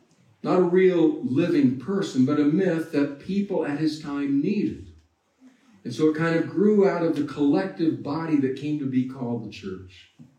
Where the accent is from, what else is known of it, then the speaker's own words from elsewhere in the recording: Texas, United States; also born or lived in Latin America; I grew up a vegetarian in Latin America and in Texas.